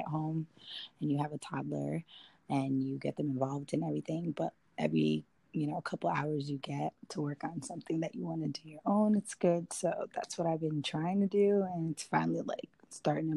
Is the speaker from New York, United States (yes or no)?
yes; New York City, New York, United States; moved away; I'm from the Bronx, New York. I'm from the Bronx. I was born and raised there.